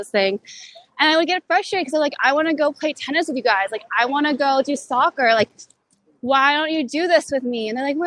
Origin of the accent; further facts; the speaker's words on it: New York City, New York, United States; moved away as an adult; also born or lived in Canada; growing up in New York City